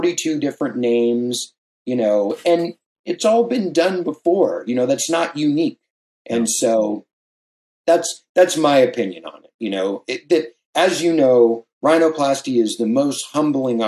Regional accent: San Clemente, California, United States; also born or lived in Hawaii; I grew up here in Southern California and also in Hawaii. And the town I grew up in is very well known for surfing. It's called San Clemente

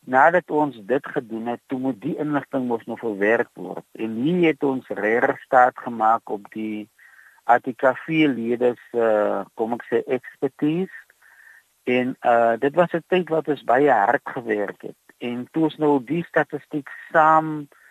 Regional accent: Touws River, Western Cape, South Africa; also born or lived in Calvinia; Ek is gebore in Touwsrivier. Ek het hier groot geword in 'n paar ander dorpe soos Verliesdorp en Kaizi naby Montetjie

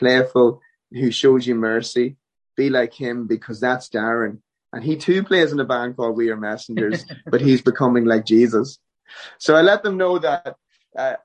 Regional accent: Ireland; moved away as an adult; now in Nashville, United States; I'm Irish through and through. There's no changing it. We do go home to Ireland for a few months a year.

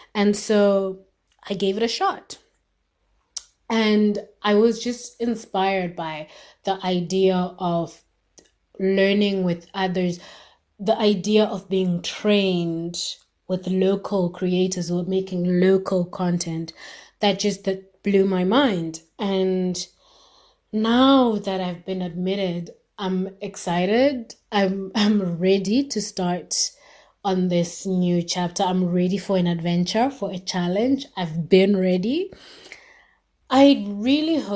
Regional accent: Zimbabwe; I'm from Zimbabwe

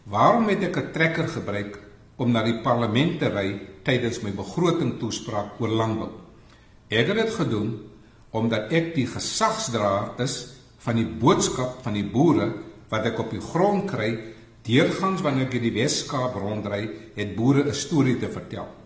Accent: West Coast, Western Cape, South Africa; Ek is van die Weskus, so ek verstaan die dialek.

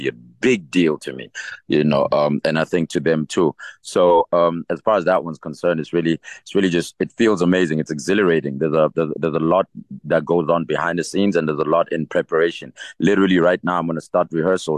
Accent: East Rand, Gauteng, South Africa; also born or lived in Katlehong; I'm from the East Rand

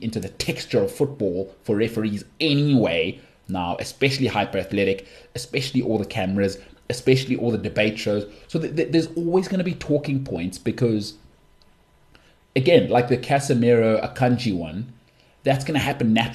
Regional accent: South Africa; I'm from South Africa.

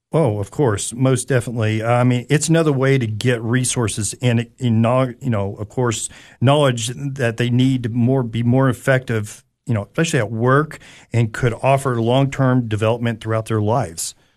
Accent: Anderson County, Tennessee, United States; also born or lived in California / Knoxville, Tennessee; I'm originally from California, and we moved here, uh, and, uh, grew up, uh, a little bit out in Anderson County area

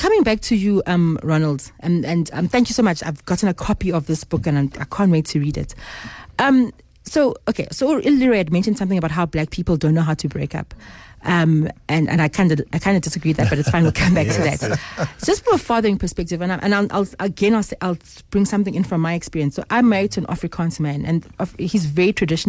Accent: Zimbabwe; I grew up in Zim

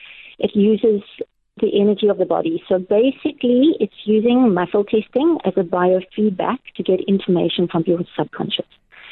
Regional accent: Cape Town, Western Cape, South Africa; also born or lived in Natal / Barrydale; now in George, South Africa; I'm from many places. I was born in Natal. I went to high school in Cape Town. I spent a lot of my life traveling to places like America and Tanzania. Spent a long time in Barrydale in the Little Karoo, and now I'm in George.

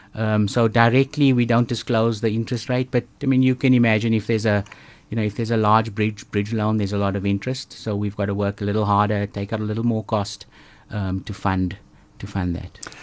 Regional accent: East London, Eastern Cape, South Africa; I grew up in East London, of all places, so, uh, close to the coast

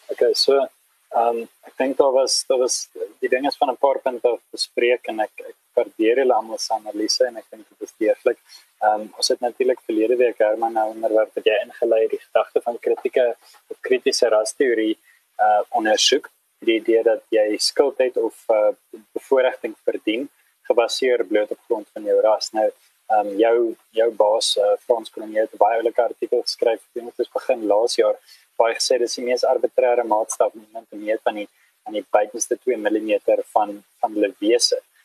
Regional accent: South Africa; ons as 'n Afrikaner

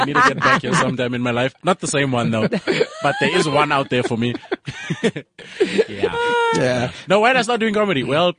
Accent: Boksburg, Gauteng, South Africa; I'm from Boxburg

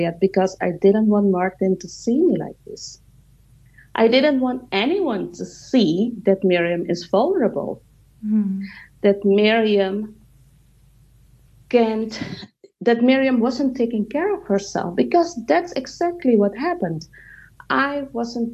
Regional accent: Suriname; moved away; my home country in Suriname, South America

